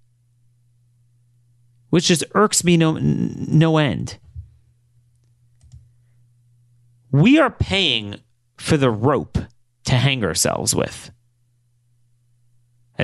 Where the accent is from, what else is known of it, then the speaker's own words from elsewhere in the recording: Baltimore, Maryland, United States; this is my hometown, Baltimore